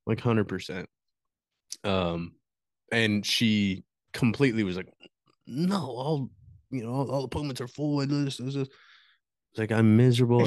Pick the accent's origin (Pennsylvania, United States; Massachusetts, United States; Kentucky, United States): Kentucky, United States; Morehead; Right here in good old Moorhead